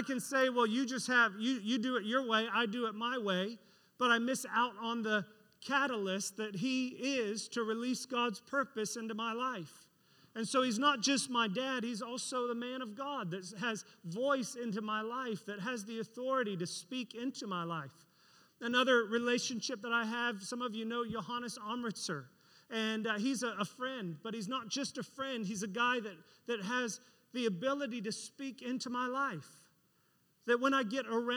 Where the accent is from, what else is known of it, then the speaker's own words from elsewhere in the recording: Florida, United States; we're from Florida